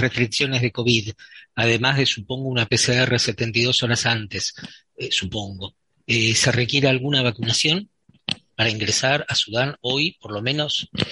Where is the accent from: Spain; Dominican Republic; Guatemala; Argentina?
Argentina; Yo soy de Argentina